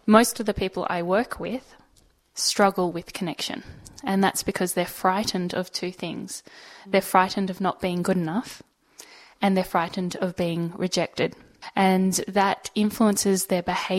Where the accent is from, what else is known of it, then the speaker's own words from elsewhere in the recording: Sydney, New South Wales, Australia; I was born in Sydney, in Pymble